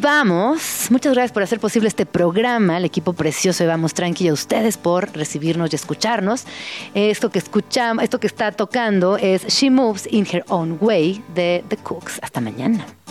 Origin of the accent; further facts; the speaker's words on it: Mexico; como mexicanos